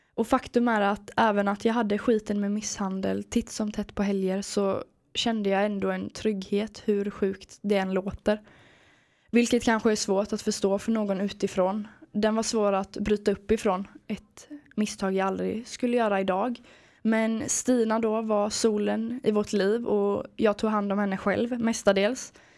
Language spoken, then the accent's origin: Swedish; Sweden; Jag har vuxit upp vid havet i en liten stad i Småland.